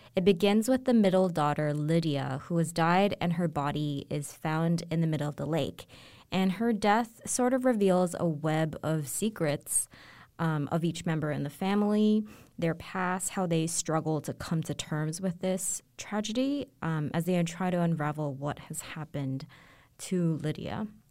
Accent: Hong Kong; growing up in Hong Kong to a, um, Chinese family

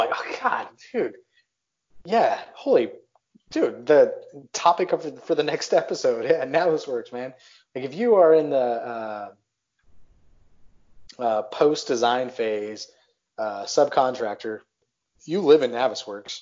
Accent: Texas, United States; born or raised there; moved away as an adult; also born or lived in Worcester, Massachusetts / Pacific Northwest / Pittsburgh area; now in Pittsburgh, United States

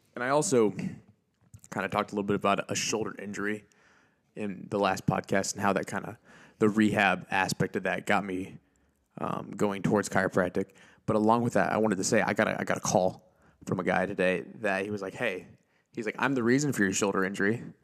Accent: Auburn, Indiana, United States; here in Auburn, your hometown, well, my hometown

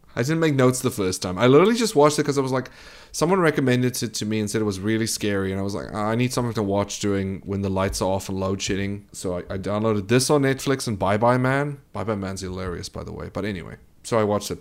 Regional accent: South Africa; I am South African

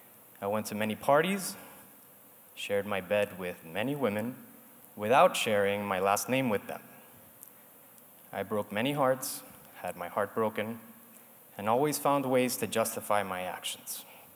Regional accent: Caracas, Capital District, Venezuela; also born or lived in Argentina / Spain / New York / Miami; I'm originally from Caracas, Venezuela, and grew up in many places, such as Argentina, Spain, New York, Miami, Denver, and Panama.

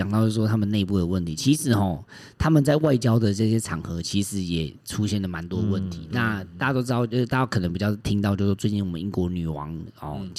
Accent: Taiwan; 身为台湾人

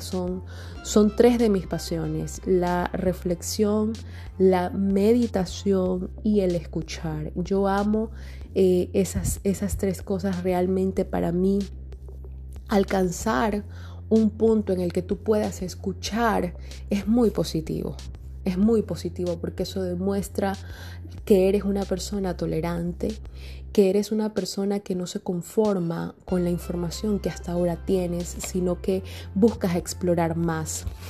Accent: Guayaquil, Guayas, Ecuador; en mi país, Ecuador. Estoy en Guayaquil, mi ciudad natal

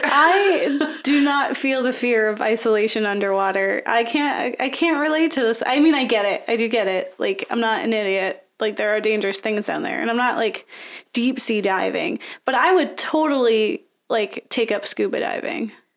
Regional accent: Florida, United States; I'm from Florida, so I grew up with the ocean.

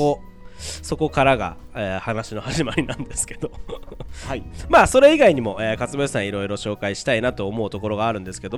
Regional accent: Japan; この勝谷さんともう距離にして三百メートルぐらいのところで生まれ育って

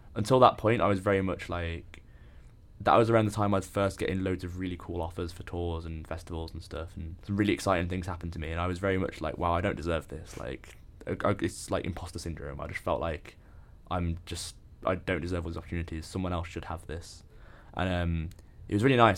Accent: Birmingham, West Midlands, United Kingdom; moved away as an adult; now in Leeds, United Kingdom; I'm from the Midlands.

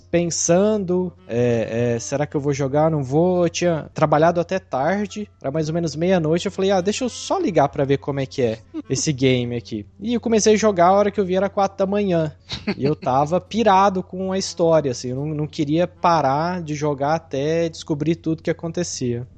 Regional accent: interior of Minas Gerais, Brazil; accent: Triângulo Mineiro; a minha origem, que interior de Minas

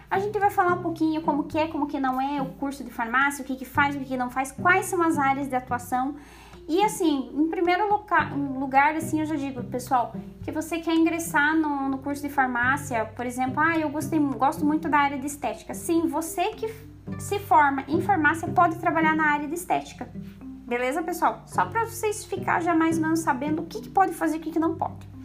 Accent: Santa Catarina, Brazil; eu sou aqui do sul, aqui de Santa Catarina também

